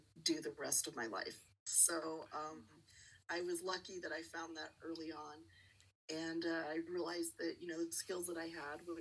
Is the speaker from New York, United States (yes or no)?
no; New Mexico, United States; also born or lived in Texas; I'm born and raised in New Mexico